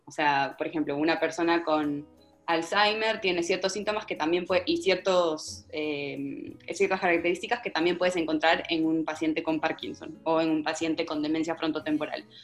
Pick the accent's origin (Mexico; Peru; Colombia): Peru; como peruana, como estudiante de, ciencias en, Lima